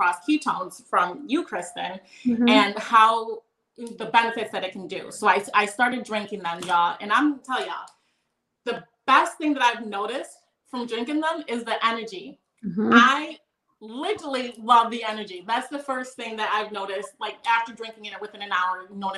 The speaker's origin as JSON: {"language": "English", "town": "Rochester", "region": "New York", "country": "United States", "said": "I'm from Rochester, New York."}